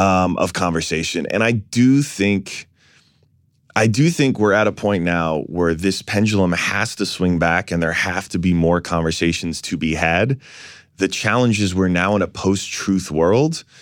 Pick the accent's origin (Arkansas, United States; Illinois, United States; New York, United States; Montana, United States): New York, United States; New York City; I was born in Fort Greene